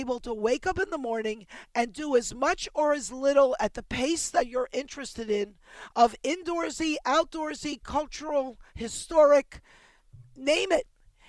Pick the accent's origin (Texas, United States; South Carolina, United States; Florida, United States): Florida, United States; Miami; also born or lived in Baltimore, United States / New York, United States; I've lived in a number of states. I was born in Baltimore. When I was 7, we moved to Miami, to South Beach.